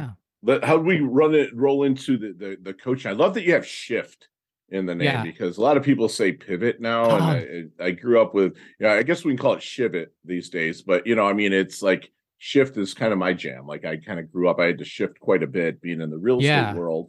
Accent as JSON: {"language": "English", "town": "Plymouth", "region": "Michigan", "country": "United States", "tie": "born or raised there", "said": "I grew up in Plymouth. So you know where Westland is."}